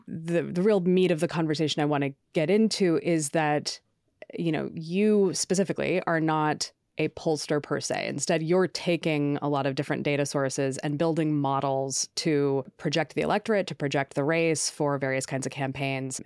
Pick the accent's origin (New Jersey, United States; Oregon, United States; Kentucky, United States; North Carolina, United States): Oregon, United States; now in New York, United States; I'm originally from Oregon